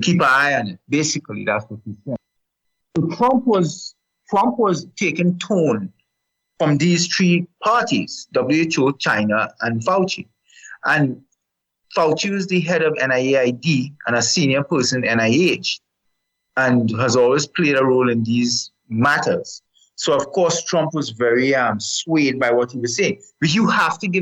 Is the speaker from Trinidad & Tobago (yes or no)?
no; Canada; now in United States; I'm a Canadian citizen as much as I'm also a resident of the United States